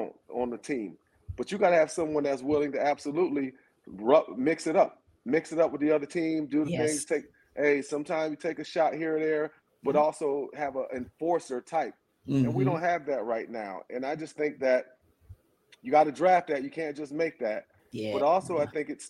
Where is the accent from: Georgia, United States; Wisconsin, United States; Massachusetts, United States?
Georgia, United States; Athens; I'm from Athens